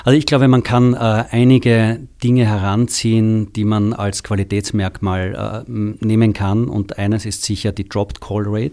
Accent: Austria; moved away as an adult; now in Germany; alle Zuhörer haben schon gehört, dass ich aus Österreich komme

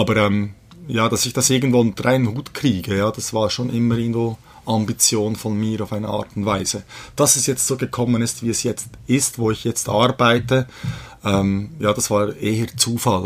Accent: Bern, Switzerland; ich bin aber in der Schweiz geboren, äh, Mutter ist Schweizerin, äh, ich komme aus Bern, wohne auch in Bern

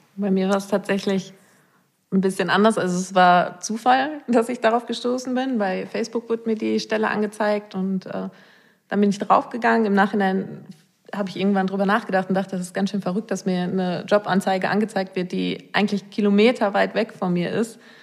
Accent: Rheinberg, North Rhine-Westphalia, Germany; komme aus Rheinberg vom Niederrhein

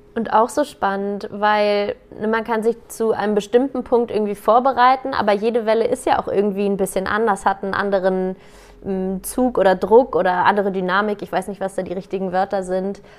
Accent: Germany; bei uns in Deutschland

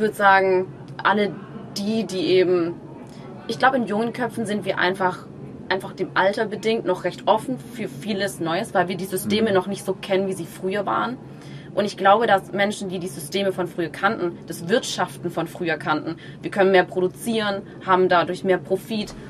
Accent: Germany; bei uns in Deutschland

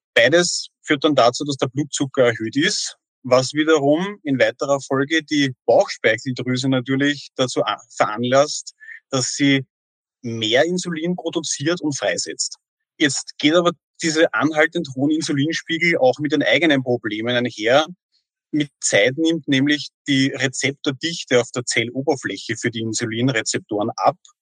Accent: Austria; bei uns in Österreich

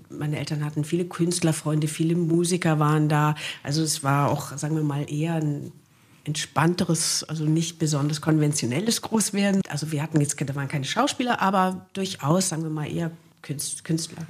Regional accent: Wuppertal, North Rhine-Westphalia, Germany; moved away as an adult; meine Kindheit habe ich in Wichlinghausen zugebracht

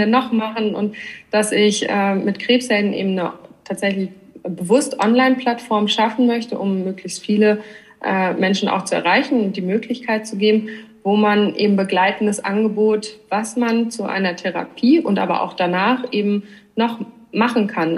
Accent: Northern Germany, Germany; moved away as an adult; also born or lived in Hamburg; now in Switzerland; Ich komme eigentlich aus Norddeutschland

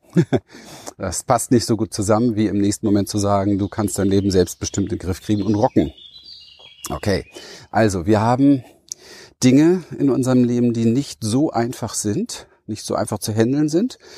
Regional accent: Berlin, Germany; ich bin äh, ein Berliner Wedding-Hinterhofskind

